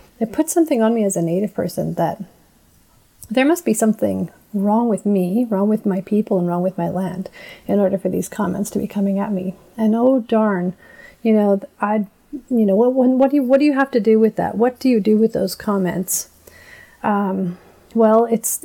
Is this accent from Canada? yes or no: yes; Nadleh Whut'en First Nation, northern British Columbia, Canada; I'm native. And I said, I'm from Notley. And I've always been very proud of being from Notley